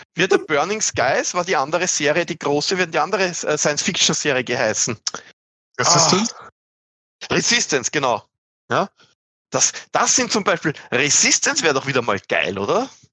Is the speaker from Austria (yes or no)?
yes; Austria; accent: Austrian; mein Dialekt zu österreichisch